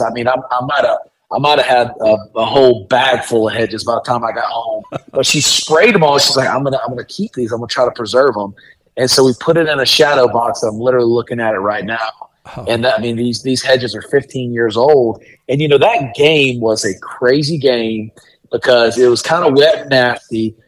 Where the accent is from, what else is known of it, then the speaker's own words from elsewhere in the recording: Marshallville, Georgia, United States; moved away; from Marshall